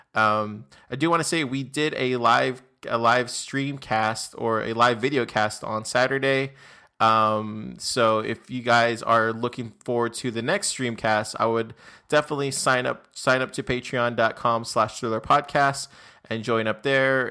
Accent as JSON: {"language": "English", "region": "Texas", "country": "United States", "also_born_or_lived": "Austin, Texas", "said": "So I'm from Texas. I'm actually in Austin, Texas"}